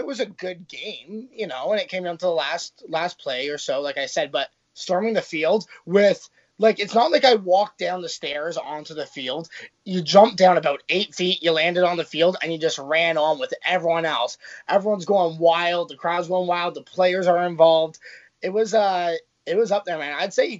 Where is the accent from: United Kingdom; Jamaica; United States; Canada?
Canada; Toronto, Ontario; Yeah, we came all the way from Toronto, Canada, to watch the game.